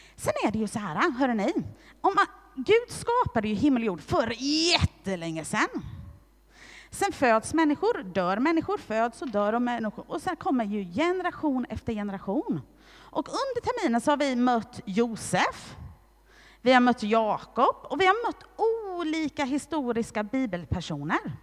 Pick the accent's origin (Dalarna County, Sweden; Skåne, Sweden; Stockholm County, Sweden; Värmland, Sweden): Skåne, Sweden; Hässleholm; jag är född i Hässleholm och att jag är svensk medborgare